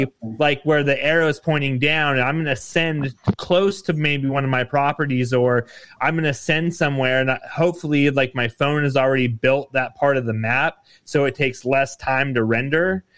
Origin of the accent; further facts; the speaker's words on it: Nevada, United States; with Nevada being my home state